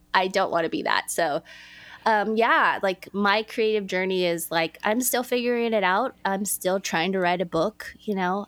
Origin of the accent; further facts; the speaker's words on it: Los Angeles, California, United States; I grew up in Los Angeles, California